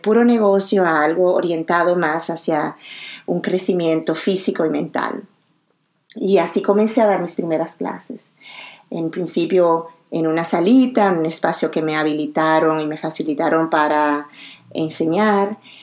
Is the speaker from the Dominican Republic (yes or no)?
yes; Dominican Republic; moved away as an adult; also born or lived in Morocco / Abidjan, Côte d'Ivoire; mi país, mi tierra natal, la República Dominicana